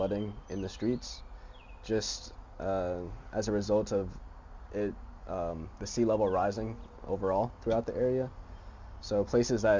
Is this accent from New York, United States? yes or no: yes; New York, United States; moved away; also born or lived in Hampton, Virginia; I'm from New York originally